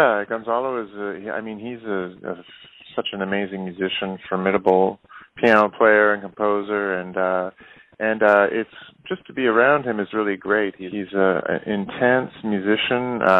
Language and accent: English; Canada; I grew up in Canada. I moved to Canada when I was young, and I guess I got into music when I was about 7 or 8.